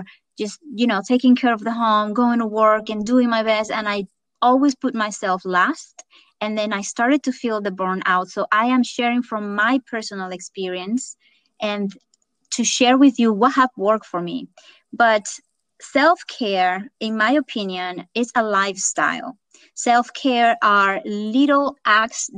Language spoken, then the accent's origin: English; Venezuela; English is a second language; moved away as an adult; also born or lived in California; now in United States; I am originally from Venezuela and moved to the United States about close to 20 years ago